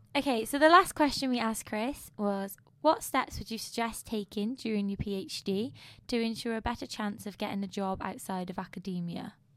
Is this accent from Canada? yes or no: no; United Kingdom; being British